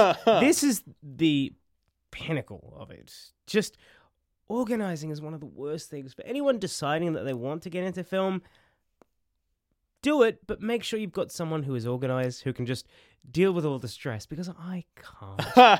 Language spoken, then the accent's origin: English; Queensland, Australia; born or raised there; now in Sydney, Australia